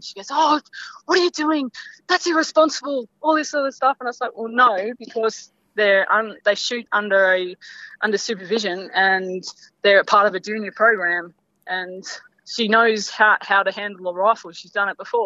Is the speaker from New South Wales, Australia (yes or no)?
yes; South Coast, New South Wales, Australia; moved away; also born or lived in Northern Territory; I grew up in South Coast, New South Wales, before I moved to the NT